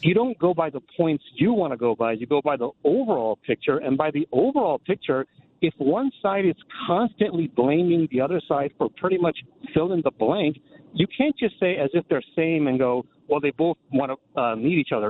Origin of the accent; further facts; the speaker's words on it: India; now in Burbank, United States; I'm from India. My background's in India.